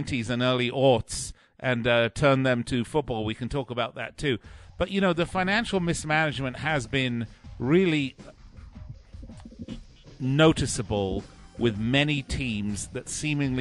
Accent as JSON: {"language": "English", "region": "London", "country": "United Kingdom", "tie": "born or raised there", "said": "I grew up in London"}